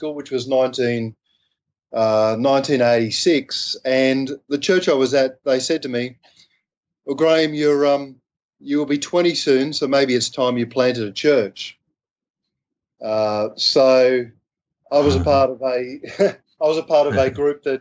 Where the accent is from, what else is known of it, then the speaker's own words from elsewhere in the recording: Sydney, New South Wales, Australia; accent: Aussie; I grew up in Sydney, Australia